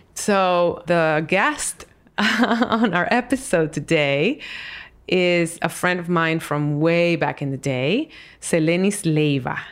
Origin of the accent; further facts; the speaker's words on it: Dominican Republic; moved away; I was a kid in Dominican Republic